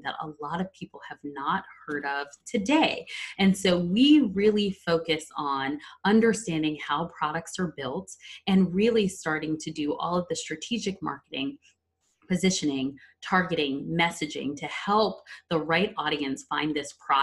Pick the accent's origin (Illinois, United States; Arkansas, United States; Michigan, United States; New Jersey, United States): New Jersey, United States; Verona; I'm originally from a small town called Verona, New Jersey